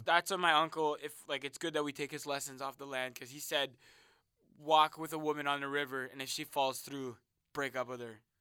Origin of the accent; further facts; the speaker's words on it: Otterburn, Manitoba, Canada; I'm from Otterburn